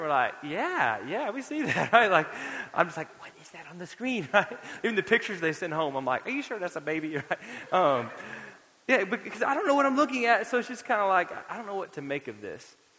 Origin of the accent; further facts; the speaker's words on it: Florida, United States; now in Lubbock, United States; had I known I was going to live in West Texas, I might have gone to the beach more growing up in Florida